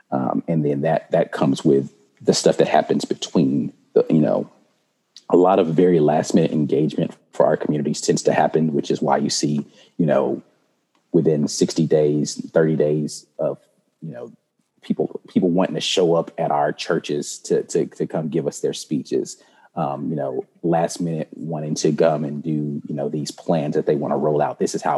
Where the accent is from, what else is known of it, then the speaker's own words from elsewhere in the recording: Jacksonville, North Carolina, United States; born there; Therefore, I was born in North Carolina, actually, mm-hmm. In a little town called Jacksonville, North Carolina.